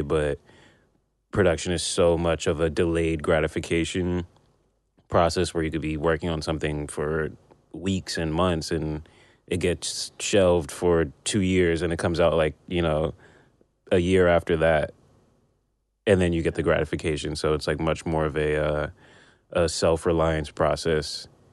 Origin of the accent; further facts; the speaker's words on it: Union, New Jersey, United States; also born or lived in Brooklyn, New York; i grew up in new jersey